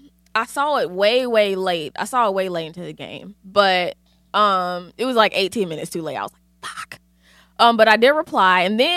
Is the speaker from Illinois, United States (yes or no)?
no; Connecticut, United States; And I'm from Connecticut, by the way. My cousin used to go to church in Stanford and I lived at that mall.